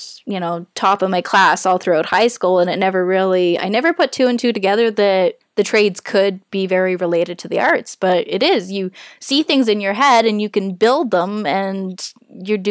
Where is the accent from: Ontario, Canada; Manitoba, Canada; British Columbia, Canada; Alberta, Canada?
Alberta, Canada; Fort McMurray; born and raised in Fort McMurray